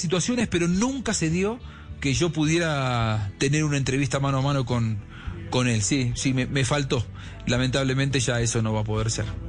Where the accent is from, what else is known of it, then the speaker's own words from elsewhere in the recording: Argentina; yo soy un enamorado como argentino